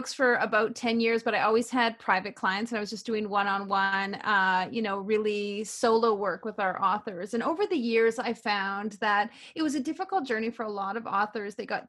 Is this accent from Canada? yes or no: yes; Canada; also born or lived in Vancouver; Well, you know, I'm a typical small town girl. I grew up in Canada and I never fit into my small town. And 10 days after I graduated from high school, I moved to the big city. I lived in Vancouver for 21 years.